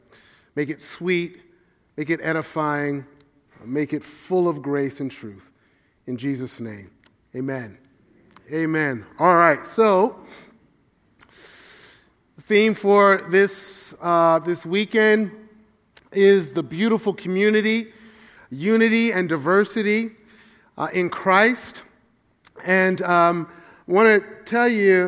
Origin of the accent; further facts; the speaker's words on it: New York City, New York, United States; I grew up in the church in Brooklyn, New York